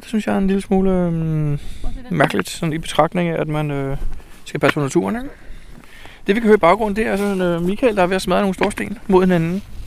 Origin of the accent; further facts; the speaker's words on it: Denmark; hjemme i Danmark